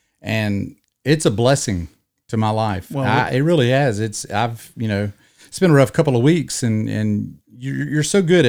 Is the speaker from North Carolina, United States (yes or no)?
yes; North Carolina, United States; I'm from North Carolina too.